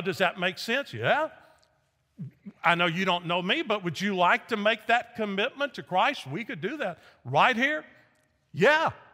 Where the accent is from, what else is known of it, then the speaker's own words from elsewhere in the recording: Nashville, Tennessee, United States; moved away as an adult; also born or lived in Memphis, Tennessee; I grew up in Nashville, Tennessee, joined a church, got baptized